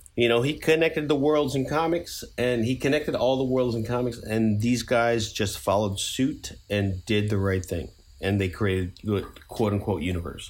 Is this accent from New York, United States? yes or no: yes; New York, United States; we're both from New York